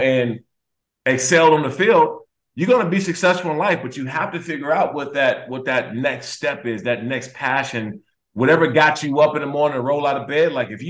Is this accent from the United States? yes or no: yes; Washington, District of Columbia, United States; I've been talking to the MGM out there in my hometown in Washington, D.C., the Maryland area.